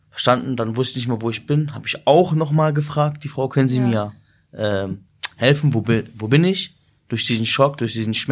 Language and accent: German; Peine, Lower Saxony, Germany; born there; meine Eltern kommen aus Syrien. Ich bin in Deutschland geboren, also in Peine.